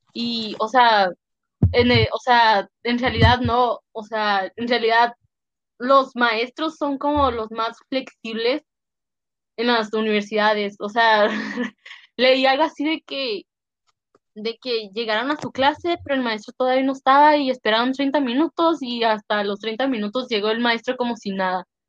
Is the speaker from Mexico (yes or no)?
yes; Mexico; first language Spanish; now in United States; como soy mexicana y mi primer idioma no es inglés